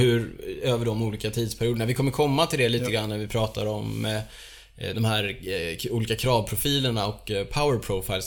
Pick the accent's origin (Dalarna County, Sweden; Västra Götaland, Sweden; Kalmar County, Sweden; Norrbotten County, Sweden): Västra Götaland, Sweden; Borås; där jag är ifrån. Det är Borås.